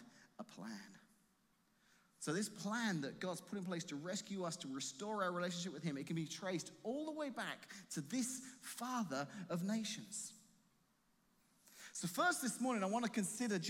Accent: England, United Kingdom; moved away as an adult; now in Washington, Illinois, United States; leave my home, my family, the country I grew up

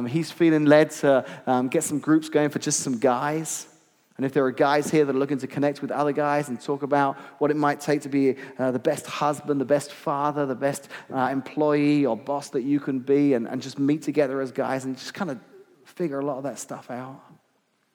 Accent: United Kingdom; now in Midwest, United States; I grew up just outside of London, so I really don't have many farming illustrations at all

